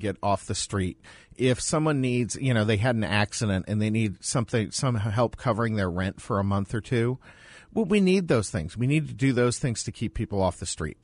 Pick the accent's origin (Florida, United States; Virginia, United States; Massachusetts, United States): Massachusetts, United States; Boston; now in Phoenix, United States; I'm from Boston